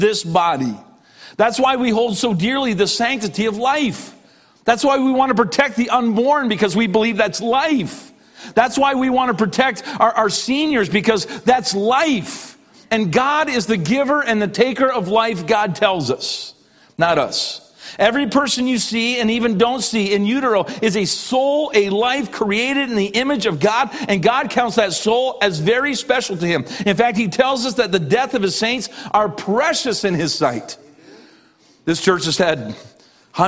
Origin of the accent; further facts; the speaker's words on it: Canada; now in Cleveland, United States; I was a kid from Canada. We're not a very emotional people. I'm not a typical Canadian